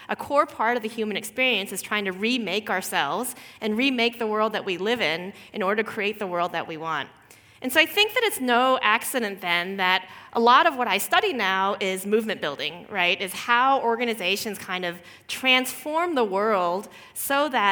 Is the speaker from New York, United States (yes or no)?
no; Houston, Texas, United States; moved away; I grew up actually as a daughter of Korean immigrants in Houston, Texas, which is in the southern part of the United States